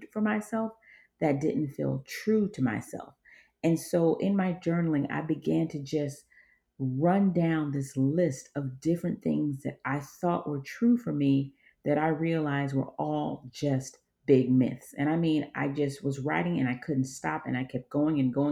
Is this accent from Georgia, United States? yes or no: yes; Georgia, United States; I was raised in Georgia by an East African father, West African mother, and an African community